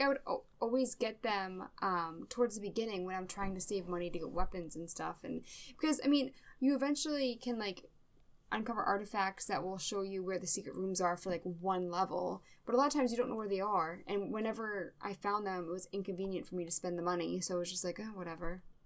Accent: Massachusetts, United States; I am from Massachusetts

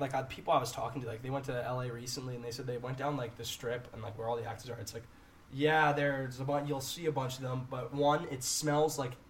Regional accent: Canada; I'm like, no, I'm Canadian.

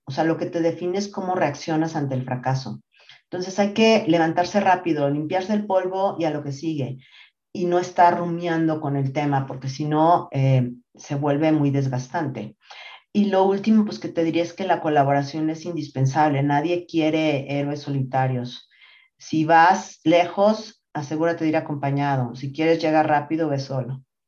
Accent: Mexico City, Mexico; also born or lived in Monterrey, Nuevo León; yo nací en Monterrey, Nuevo León, ya no tengo para nada el acento porque me vine muy chiquita a la Ciudad de México

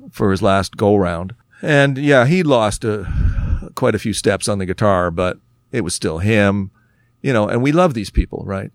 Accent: Oakville, Ontario, Canada; we're from Oakville.

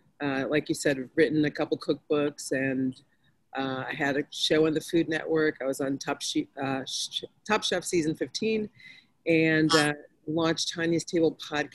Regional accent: Rochester, New York, United States; moved away as an adult; also born or lived in Hartford, Connecticut / Virginia; So we moved to Rochester when I was two. That's where I grew up.

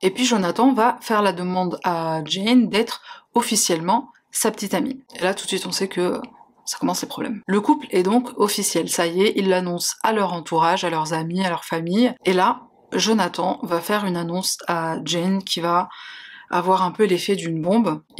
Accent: Algeria; now in France; je suis algérienne, franco-algérienne, j'ai les papiers français

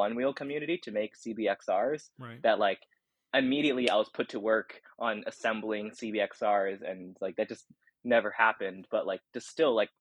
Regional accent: United States; I'm Chinese American

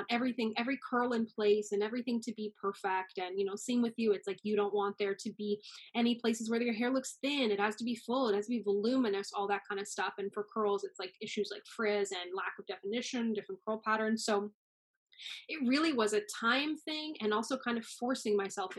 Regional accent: Newfoundland and Labrador, Canada; moved away as an adult; now in Toronto, Canada; Growing up in Newfoundland, there was no one who looked like me

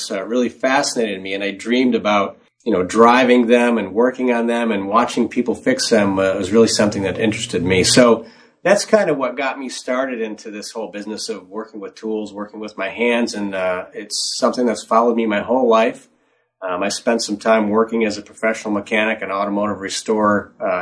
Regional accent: Detroit, Michigan, United States; I grew up in the Motor City

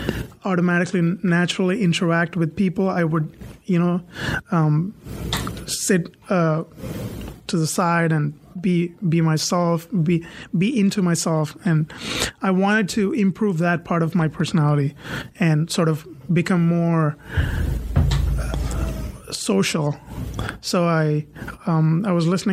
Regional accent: India; moved away as an adult; also born or lived in Michigan / Raleigh / Cary; now in Chapel Hill, United States; I was born in a generation in India where everybody wanted to become a doctor or an engineer

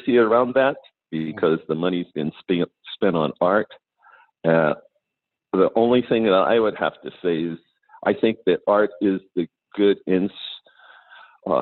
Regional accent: New Mexico, United States; now in Los Angeles, United States; I'm from New Mexico

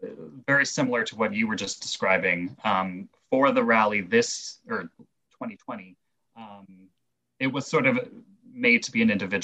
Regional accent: Canada; as a Canadian

